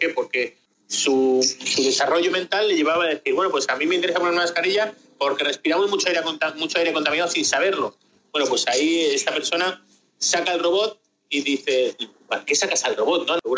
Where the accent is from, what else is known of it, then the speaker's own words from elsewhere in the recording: Spain; De España.